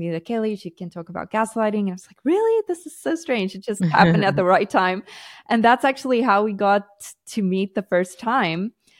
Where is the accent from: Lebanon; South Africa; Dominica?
South Africa; now in Portugal; We moved to Portugal from South Africa, and I love South Africa. I love my South African culture, but unfortunately it's not the safest place to be.